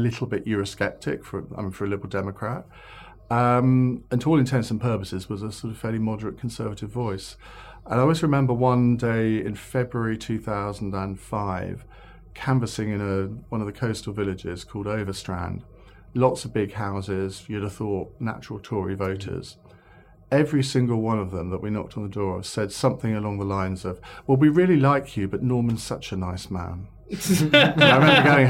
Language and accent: English; Saffron Walden, East of England, United Kingdom; Saffron Walden, that's where I grew up in Essex